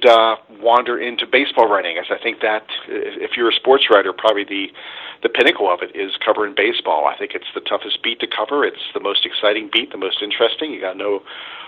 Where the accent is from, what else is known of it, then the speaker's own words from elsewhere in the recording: Pittsburgh, Pennsylvania, United States; I grew up here in Pittsburgh